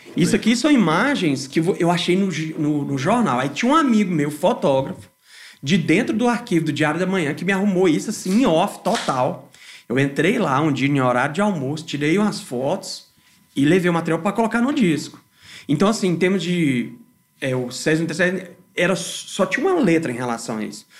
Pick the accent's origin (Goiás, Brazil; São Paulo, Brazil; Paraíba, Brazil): Goiás, Brazil; Goiânia; also born or lived in Salvador, Bahia; nasci em Salvador, Bahia, mas com um ano de idade eu já vim para Goiânia